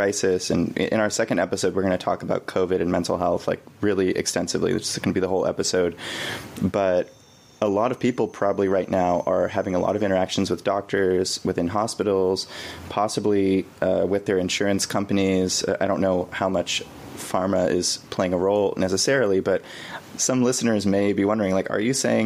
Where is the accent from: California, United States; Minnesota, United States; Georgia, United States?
California, United States; Bay Area; I grew up in the Bay Area of California